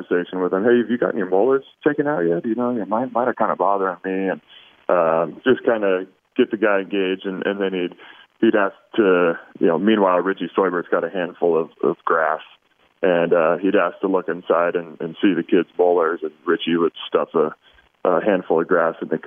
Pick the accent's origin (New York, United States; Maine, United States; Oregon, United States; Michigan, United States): Oregon, United States; I was born and raised in Oregon, but grew up on kind of the other side of the mountain range.